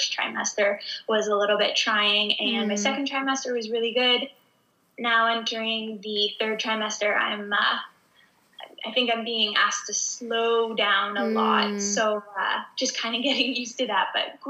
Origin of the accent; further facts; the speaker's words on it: Southern Ontario, Canada; I grew up in Southern Ontario. So anyone who's familiar with Canada, I grew up in like the most southern spot in Canada. It's actually close to Detroit, Michigan